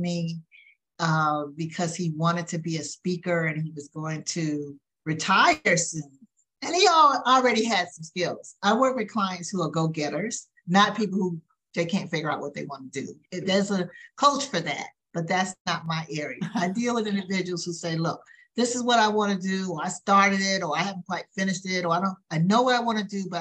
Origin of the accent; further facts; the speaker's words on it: the South, United States; growing up in the South. I am a Southern lady